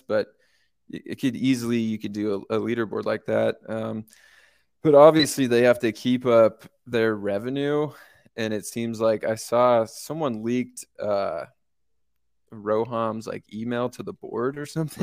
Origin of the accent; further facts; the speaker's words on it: California, United States; moved away as an adult; also born or lived in San Luis Obispo, California; now in Denver, United States; I'm actually from California